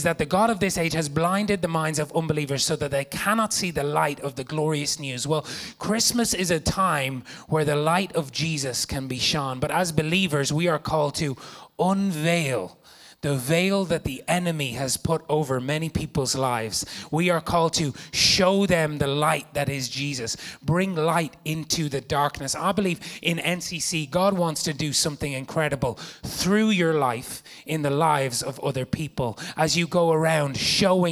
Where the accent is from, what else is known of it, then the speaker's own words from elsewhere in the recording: Ireland; I'm from Ireland, and it's an incredible place